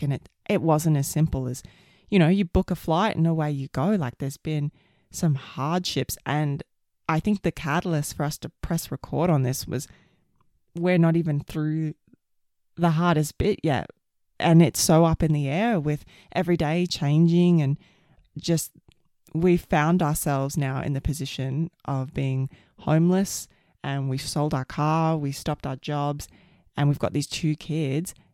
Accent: Queensland, Australia; moved away as an adult; also born or lived in Sydney, Australia; now in Canada; I'm an Aussie and lived my whole life in Australia

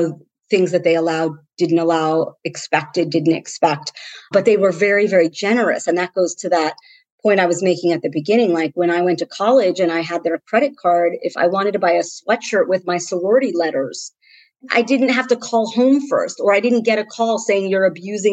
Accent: Central New Jersey, United States; I grew up in Central New Jersey.

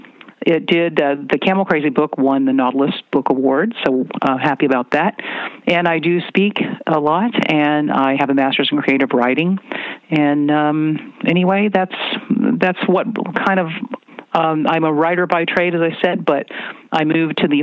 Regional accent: Virginia, United States; moved away as an adult; also born or lived in Washington; now in California, United States; I spent some time on a farm growing up in Virginia

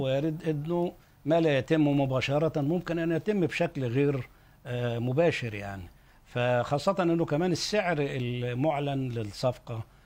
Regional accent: Egypt; عندنا في مصر

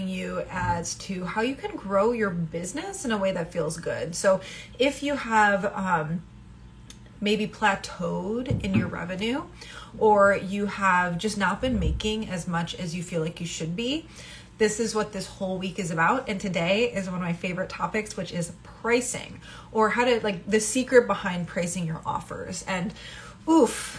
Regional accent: Midwest, United States; I come from the Midwest

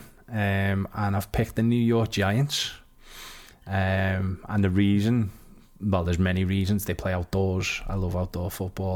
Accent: Liverpool, North West England, United Kingdom; I'm from Liverpool.

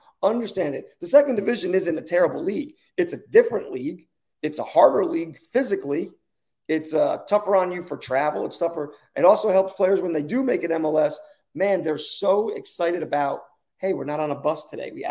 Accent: New Jersey, United States; I'm from New Jersey

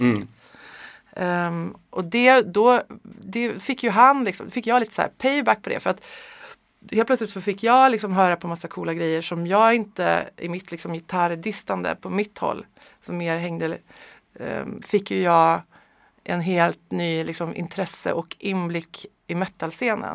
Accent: Sweden; also born or lived in Örebro / Strömstad / Hammarö, Värmland; now in Stockholm, Sweden; Jag är född i Örebro faktiskt. Men ja. jag är verkligen inte uppväxt där. Jag, vet det, jag är uppväxt i Strömstad på västkusten och i, på Hammarö utanför Karlstad.

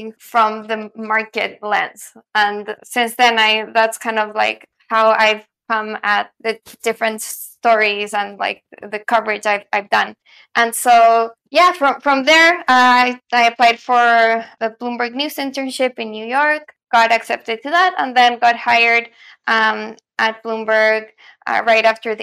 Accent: Santiago, Santiago Metropolitan Region, Chile; moved away as an adult; also born or lived in United States; I'm originally from Santiago, Chile

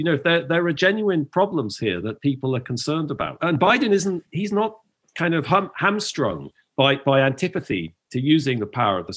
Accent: England, United Kingdom; moved away; as a foreigner, as an Englishman

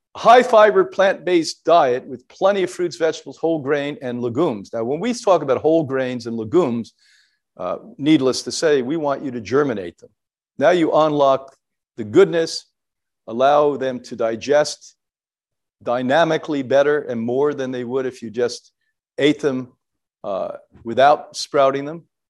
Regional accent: Ireland; as an Irish person

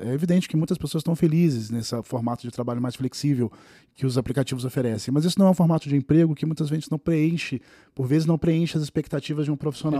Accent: Rio de Janeiro, Brazil; now in São Paulo, Brazil; Eu sou do Rio de Janeiro, quando vim para São Paulo

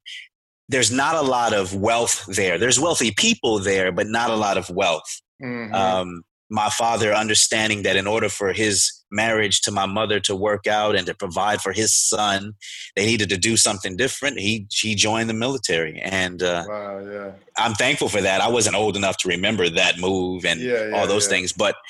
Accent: Beaumont, Texas, United States; born there; So I was born in Beaumont, Texas, you know, down at the swamp, right at the Texas Louisiana border.

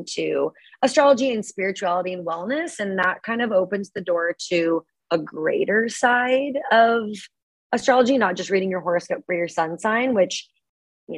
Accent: Portland, Oregon, United States; moved away as an adult; also born or lived in Grapevine, Texas / Seattle, Washington / Eugene, Oregon; now in San Diego, United States; I've lived in Oregon basically my whole life. But I was born in Dallas, Texas, whereabouts, somewhere in there. It's called Grapevine, if anybody knows that. And then moved over when I was like 3 to Portland

